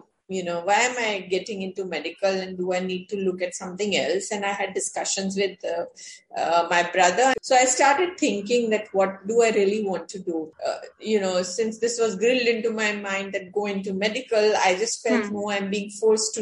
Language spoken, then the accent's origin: English; Rajasthan, India; since I was from Rajasthan